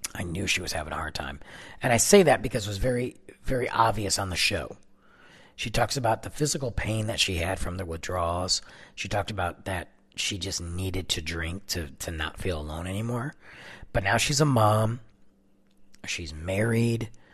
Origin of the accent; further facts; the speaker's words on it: Detroit, Michigan, United States; moved away as an adult; now in Texas, United States; I'm from Michigan. I'm from Detroit